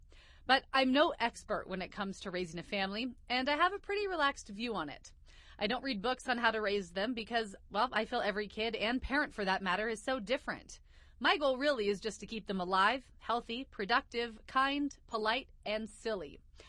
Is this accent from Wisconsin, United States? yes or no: no; Eastern Washington, United States; moved away as an adult; also born or lived in Tri-Cities, Washington / Spokane, Washington; now in Utah, United States; I'm originally from Eastern Washington. I'm a wife and a mom. My in-laws, they live here in Utah, so we are excited to be closer to them and call Utah home now.